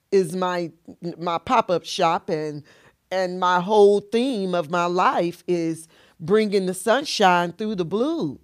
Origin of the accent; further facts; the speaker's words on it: Tamms, Illinois, United States; also born or lived in Carbondale, Illinois; I'm originally from Tams, Illinois